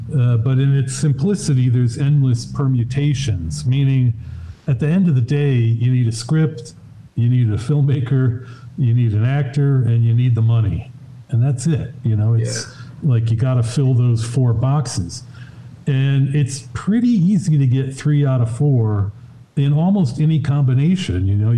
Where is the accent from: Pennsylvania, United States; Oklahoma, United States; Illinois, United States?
Illinois, United States; Chicago; Yeah, I was a guy who was going down to the Parkway Cinema, the Grindhouse.